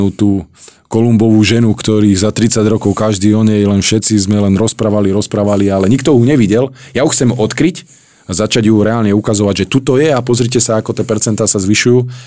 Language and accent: Slovak; Prievidza, Trenčín Region, Slovakia; Ja som z Hornej Nitry z Prievidze a otec pracoval na baniach